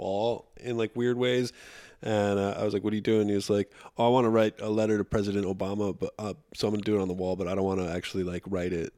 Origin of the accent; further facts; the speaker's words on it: Poughkeepsie, New York, United States; where I grew up in Poughkeepsie, New York